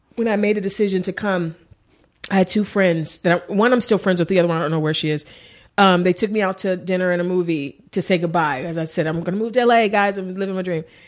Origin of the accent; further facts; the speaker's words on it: Cleveland, Ohio, United States; moved away as an adult; also born or lived in Warrensville Heights, Ohio; now in Los Angeles, United States; I grew up in East Cleveland. I, I moved to Warrensville. It's like a suburb when I was, like, in fifth grade